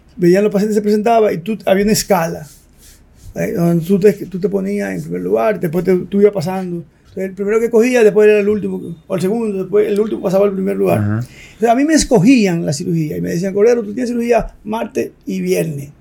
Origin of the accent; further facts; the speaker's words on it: La Vega, Dominican Republic; yo nací en La Vega y yo nací entre una clínica que era de mi abuelo y las dos casas de mi abuelo y la de nosotros